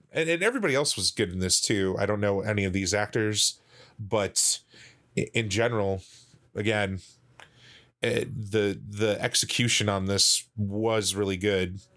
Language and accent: English; United States; I'm American